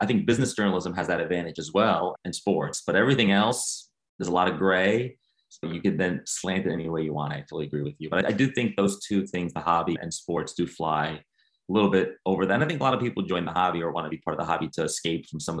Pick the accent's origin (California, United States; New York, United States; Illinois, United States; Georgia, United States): New York, United States; New York City; I grew up in New York City